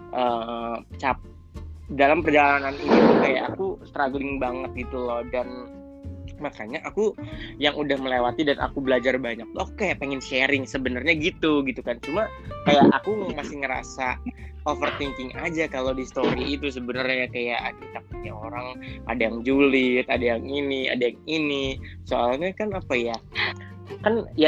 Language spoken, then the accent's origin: Indonesian; Indonesia; moved away as an adult; now in Turkey; ini dari Indonesia lah uh, kemudian di sini uh, sekarang di Turki kuliah jurusan jurnalistik di Ege University datang tahun 2016